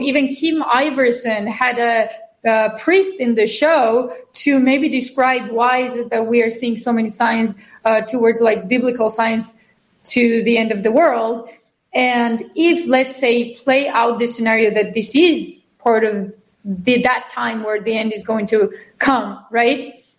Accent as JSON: {"language": "English", "country": "Georgia", "moved": "yes", "lives_now": "United States", "said": "I'm from Georgia, even though I'm, a, I'm American citizen. I'm a double citizen."}